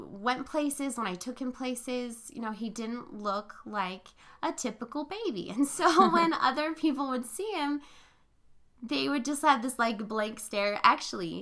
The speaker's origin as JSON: {"language": "English", "region": "Arizona and Northern California", "country": "United States", "tie": "born or raised there", "also_born_or_lived": "Philippines", "said": "I grew up in Arizona and Northern California"}